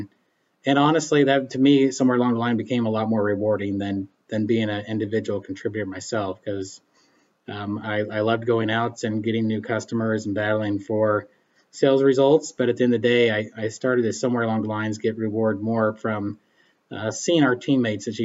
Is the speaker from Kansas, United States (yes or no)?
yes; Emporia, Kansas, United States; also born or lived in Baileyville, Kansas; I'm originally from Eastern Kansas and was born and raised around the Emporia area